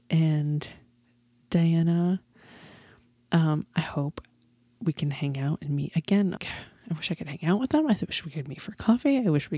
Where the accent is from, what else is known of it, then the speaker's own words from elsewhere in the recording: New England, United States; I'm from New England and I grew up in this weather and I got away from it as soon as I, you know, could